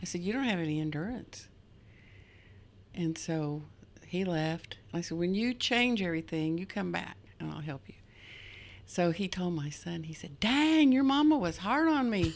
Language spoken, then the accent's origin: English; Wolf, Oklahoma, United States; I'm from Wolf, Oklahoma